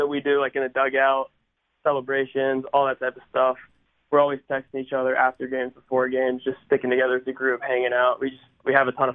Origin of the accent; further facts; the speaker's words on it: Pittsburgh, Pennsylvania, United States; also born or lived in Baltimore, Maryland; growing up close to Pittsburgh and, you know, it's where I'm from. What a lot of people don't know is I was actually born in Baltimore and I lived there for about 6 years.